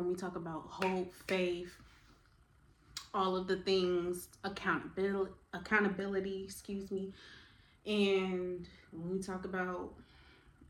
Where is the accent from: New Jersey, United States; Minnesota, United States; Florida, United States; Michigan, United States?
New Jersey, United States; Newark; now in Savannah, United States; I am originally from Newark, New Jersey, by way of Savannah, Georgia, because that's where I live now